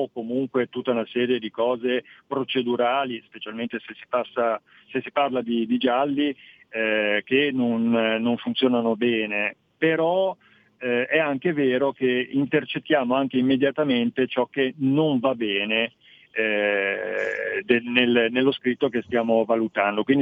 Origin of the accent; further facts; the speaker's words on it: Friuli-Venezia Giulia, Italy; da lontano vengo dal Friuli, ho respirato